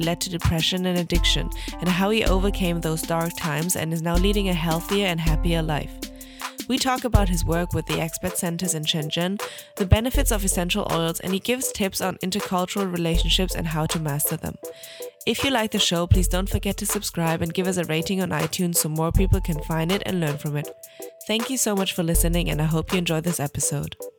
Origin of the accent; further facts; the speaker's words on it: Germany; moved away as an adult; now in China; I'm born and raised in Germany and moved to China in 2016